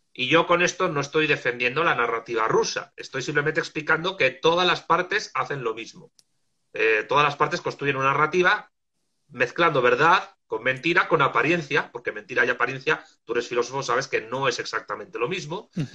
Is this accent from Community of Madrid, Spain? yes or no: yes; Madrid, Community of Madrid, Spain; moved away as an adult; also born or lived in Argentina; now in Salamanca, Spain; Soy de Madrid, pero estuve viviendo en Argentina año y medio y luego cuando regresé me vine a vivir a Salamanca